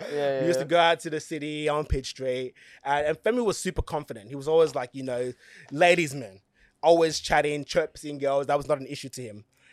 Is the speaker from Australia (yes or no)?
yes; Blacktown, New South Wales, Australia; I was still from Blacktown, the West, but it was more like a hillsy side. Genuine people, no fights, no nothing. Everyone's just so nice.